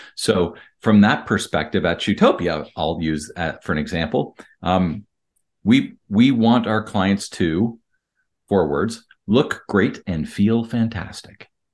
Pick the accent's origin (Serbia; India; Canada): Canada; I'm Canadian